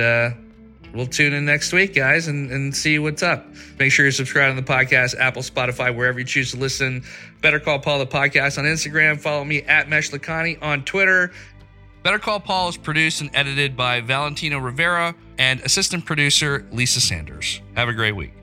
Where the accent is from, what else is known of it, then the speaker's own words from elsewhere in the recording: Pakistan; moved away; I was growing up in Pakistan, and we didn't have AOL, but we had our own internet service